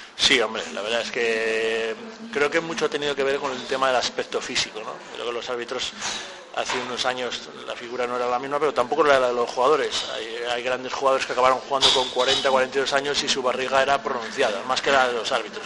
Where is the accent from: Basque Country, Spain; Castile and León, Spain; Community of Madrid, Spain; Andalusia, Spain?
Castile and León, Spain; a village near Ponferrada; el club de mi pueblo